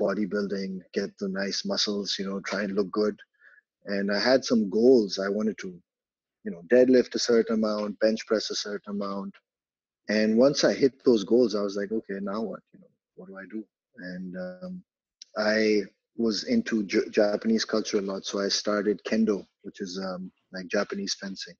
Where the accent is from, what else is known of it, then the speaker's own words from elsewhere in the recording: Karachi, Sindh, Pakistan; also born or lived in United Kingdom; I was born and raised in Karachi, Pakistan. I've lived here my whole life.